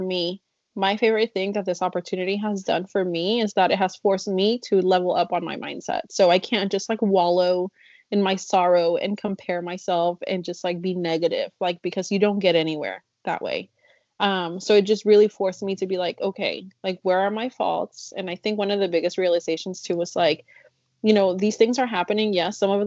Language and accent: English; Chicago, Illinois, United States; first language Spanish; English is a second language; also born or lived in Mexico; now in Kentucky, United States; I grew up in Chicago